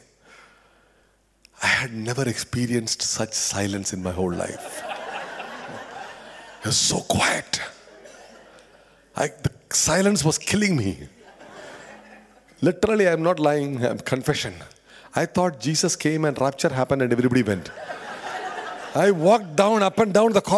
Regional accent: India; moved away as an adult; I come from India, pretty obvious looking at me

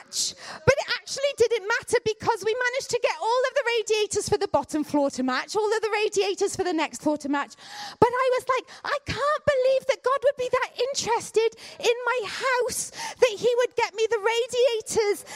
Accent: Canada; now in United Kingdom; I grew up in Canada

